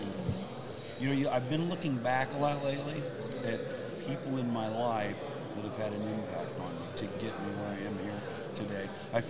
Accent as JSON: {"language": "English", "town": "Warsaw", "region": "Indiana", "country": "United States", "tie": "born or raised there", "said": "I grew up on Main Street."}